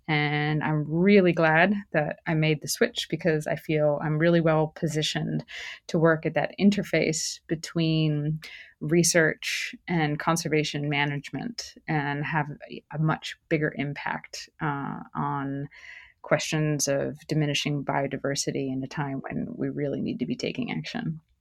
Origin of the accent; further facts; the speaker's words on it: New Jersey, United States; moved away as an adult; also born or lived in New Mexico; I grew up in New Jersey